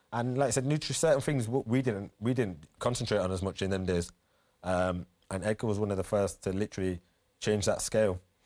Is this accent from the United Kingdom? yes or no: yes; Leeds, Yorkshire and the Humber, United Kingdom; born or raised there; moved away